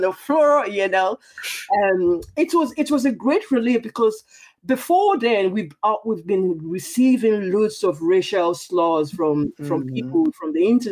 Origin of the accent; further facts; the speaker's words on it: Nigeria; now in Ireland; I was born in Nigeria. I'm a Nigerian. But of course, I've lived in Ireland for quite a while now